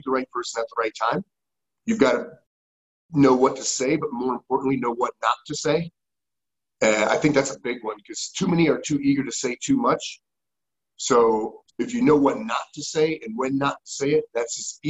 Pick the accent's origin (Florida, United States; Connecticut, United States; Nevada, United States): Connecticut, United States; moved away as an adult; I grew up in Connecticut